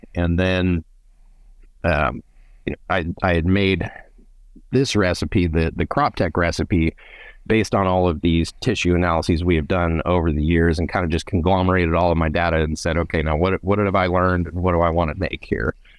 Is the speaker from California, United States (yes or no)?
yes; Fresno, California, United States; also born or lived in Reedley, California; I grew up in the Central Valley, um, born in, in Reedley, raised around Fresno area